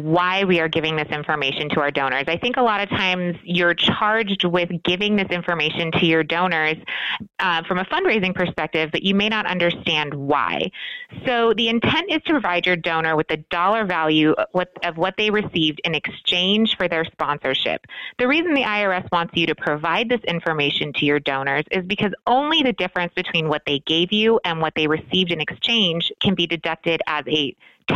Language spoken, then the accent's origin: English; Hawaii, United States; moved away as an adult; now in Las Vegas, United States; I'm originally from Hawaii, and so I moved here in 2001, the Ninth Island, as we call it